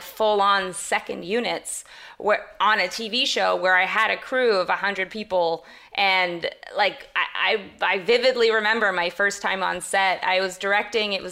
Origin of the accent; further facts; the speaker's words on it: Canada; I'm Canadian as well